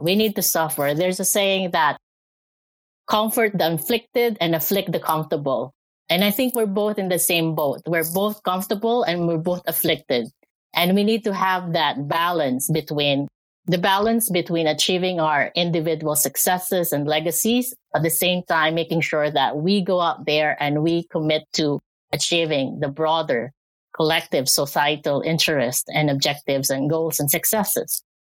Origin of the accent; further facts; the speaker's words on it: Philippines; moved away as an adult; also born or lived in Canada; now in Alberta, Canada; I'm from the Philippines. Uh, I was uh, I was born there, educated, grew up, uh, did a lot of work back there, and I moved here to Canada in 2010.